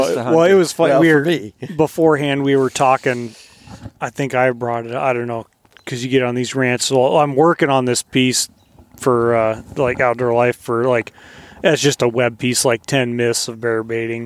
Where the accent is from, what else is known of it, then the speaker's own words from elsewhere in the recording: Colorado, United States; now in Alaska, United States; where I grew up in Colorado